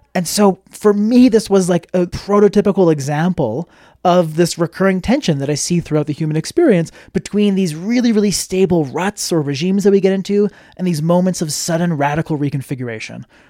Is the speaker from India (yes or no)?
no; Montreal, Quebec, Canada; I'm from Montreal, Canada